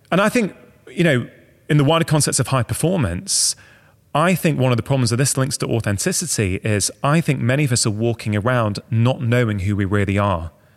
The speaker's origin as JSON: {"language": "English", "town": "Manchester", "region": "North West England", "country": "United Kingdom", "tie": "born or raised there", "said": "I grew up in Manchester"}